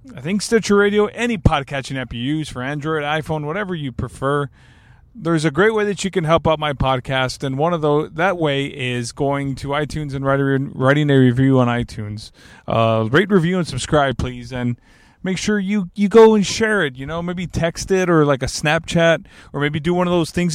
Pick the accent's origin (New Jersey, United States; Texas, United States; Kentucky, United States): Texas, United States; Alice; my hometown